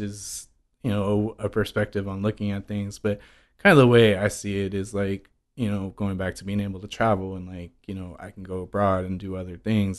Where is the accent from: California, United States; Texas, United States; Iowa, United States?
California, United States; San Francisco; moved away as an adult; also born or lived in Queens, New York; I grew up in San Francisco until the last four years when I moved here